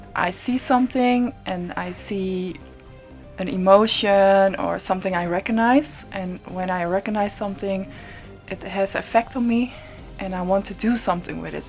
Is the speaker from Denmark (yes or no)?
no; Netherlands; I'm from the Netherlands and based in Amsterdam